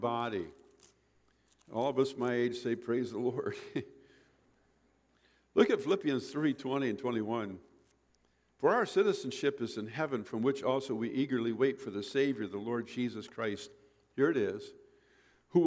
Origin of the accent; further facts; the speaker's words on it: Michigan, United States; I grew up in Michigan